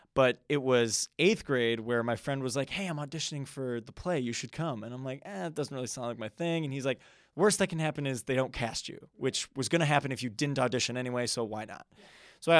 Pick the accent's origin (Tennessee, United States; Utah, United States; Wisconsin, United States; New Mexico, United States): Wisconsin, United States; So I'm a Midwest man. So I born and raised in the Wisconsin area.